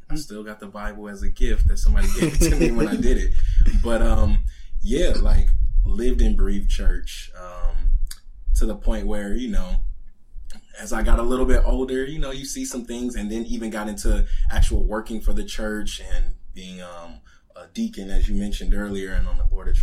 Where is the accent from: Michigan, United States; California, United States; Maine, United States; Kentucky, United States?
California, United States; Southern; born and raised in Southern California